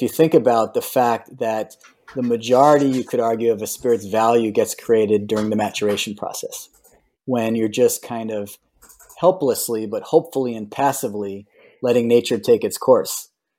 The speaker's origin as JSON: {"language": "English", "country": "United States", "tie": "born or raised there", "also_born_or_lived": "New York City / Washington, D.C.", "moved": "as an adult", "lives_now": "California, United States", "said": "born in New York City, grew up in various parts around New York and New Jersey, spent about a decade in the Washington, D.C. area before I wound up here in California, where I've been for the last 25 years."}